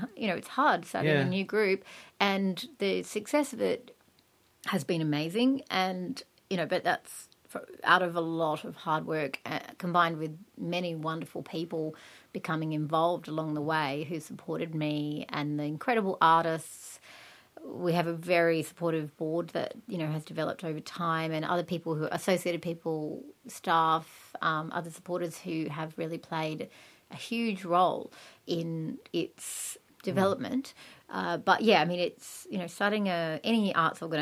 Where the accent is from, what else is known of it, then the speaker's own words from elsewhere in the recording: Australia; also born or lived in England; I came back to Australia